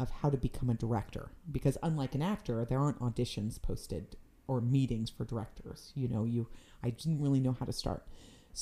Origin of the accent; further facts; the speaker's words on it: West Coast, United States; moved away; also born or lived in North Carolina / New York City; I'm from the West Coast.